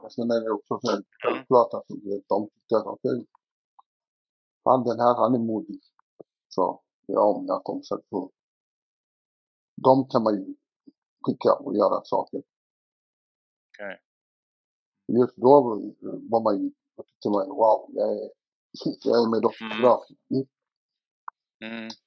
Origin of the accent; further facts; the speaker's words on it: Stockholm, Stockholm County, Sweden; also born or lived in Dalby; Jag är uppväxt i Tensta och Rinkeby.